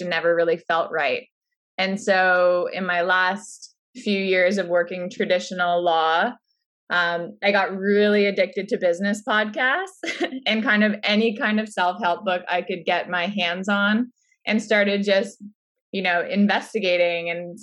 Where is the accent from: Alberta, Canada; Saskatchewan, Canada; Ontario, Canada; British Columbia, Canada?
Ontario, Canada; Orangeville; I grew up in Orangeville